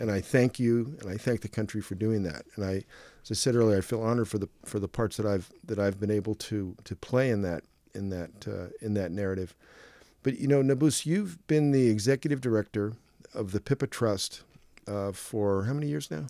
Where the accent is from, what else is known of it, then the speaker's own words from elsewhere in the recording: United States; I'm from the United States